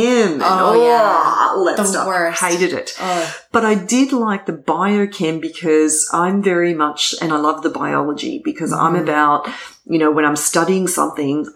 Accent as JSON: {"language": "English", "country": "Australia", "also_born_or_lived": "Japan", "moved": "as an adult", "lives_now": "New York City, United States", "said": "being Australian"}